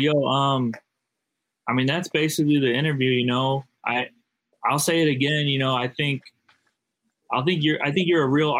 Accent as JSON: {"language": "English", "town": "St. Louis", "region": "Missouri", "country": "United States", "said": "You know I'm from St. Louis, bro."}